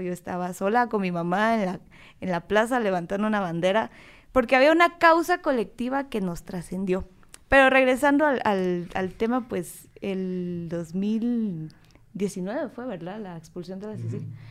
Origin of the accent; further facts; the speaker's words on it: Guatemala; soy politóloga guatemalteca